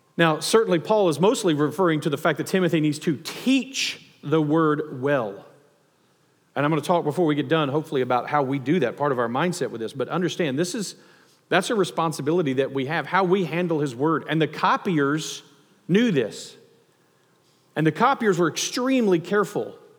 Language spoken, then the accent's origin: English; the South, United States; growing up in the South or in the Bible Belt